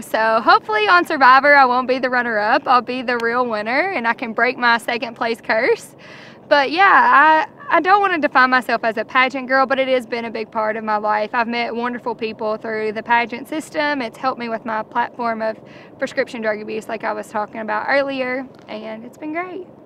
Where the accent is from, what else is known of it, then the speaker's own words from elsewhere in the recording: Campbellsville, Kentucky, United States; also born or lived in Lexington, Kentucky; I'm from Campbellsville, Kentucky.